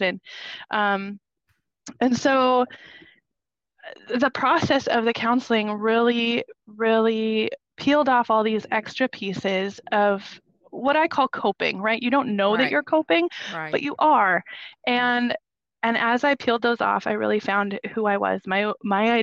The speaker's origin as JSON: {"language": "English", "region": "Minnesota", "country": "United States", "moved": "as an adult", "lives_now": "Florida, United States", "said": "We are originally from Minnesota"}